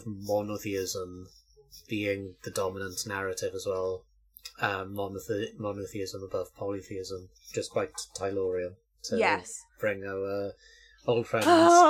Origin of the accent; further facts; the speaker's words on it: South Wales, United Kingdom; the culture that I grew up with in South Wales